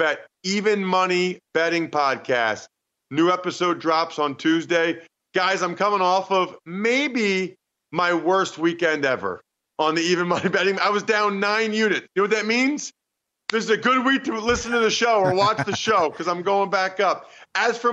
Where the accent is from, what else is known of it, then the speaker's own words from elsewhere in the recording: Reading, Pennsylvania, United States; I'm from Reading, Pennsylvania